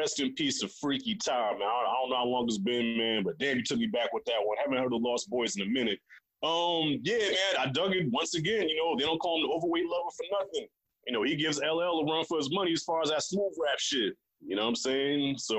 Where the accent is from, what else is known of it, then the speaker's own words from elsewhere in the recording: Long Island, New York, United States; I came from Long Island, New York.